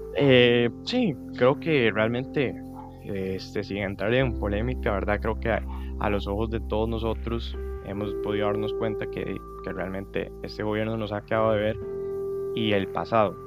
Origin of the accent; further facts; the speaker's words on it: Alajuela, Costa Rica; soy de Alajuela